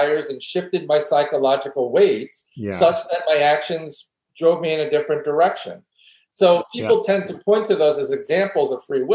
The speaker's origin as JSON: {"language": "English", "town": "New York City", "region": "New York", "country": "United States", "tie": "born or raised there", "said": "I grew up in New York City and you know, came to maturity in New York City"}